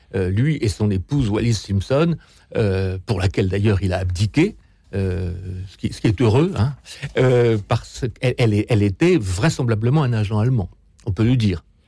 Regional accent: France; nous, en tant que Français

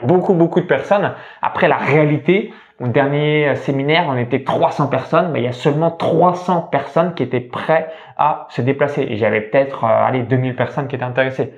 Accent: near Chalon-sur-Saône, Saône-et-Loire, Bourgogne-Franche-Comté, France; j'ai grandi dans une ferme, donc proche de Chalon-sur-Saône en Saône-et-Loire, donc c'est le département 71

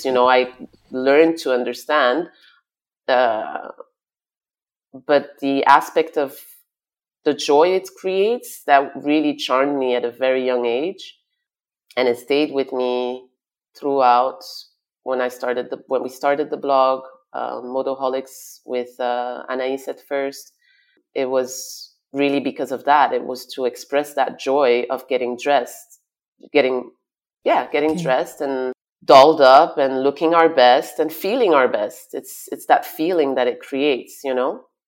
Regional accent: Flanders, Flemish Region, Belgium; also born or lived in Brussels / Congo (ancestry); now in Dubai, United Arab Emirates; I was raised in Brussels till I was five. We moved to Flanders, and then I studied in Flemish

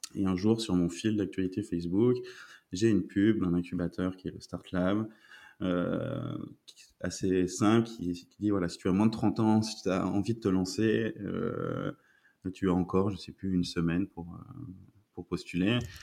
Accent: France; moved away as an adult; now in Belgium; je suis français et je suis arrivé en Belgique il y a un peu plus de 3 ans.

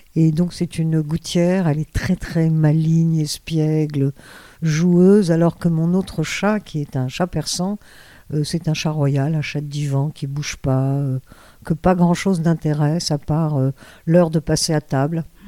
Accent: Cairo, Cairo Governorate, Egypt; now in France; chez moi en Égypte

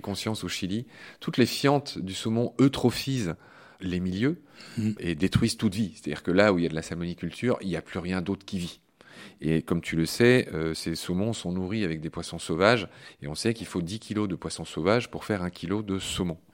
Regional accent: Vosges, Grand Est, France; Senone dans les Vosges, ma région natale

